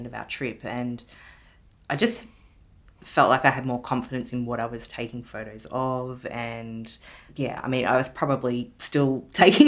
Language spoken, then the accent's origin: English; Ballarat, Victoria, Australia; moved away; my hometown of Ballarat